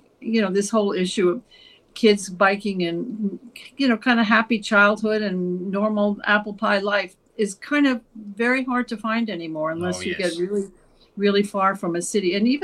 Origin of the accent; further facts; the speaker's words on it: East Coast, United States; now in New York, United States; I live outside of New York, about half hour outside of New York City. And I have lived here for I've lived in the East Coast all my life. So I am a East Coast person.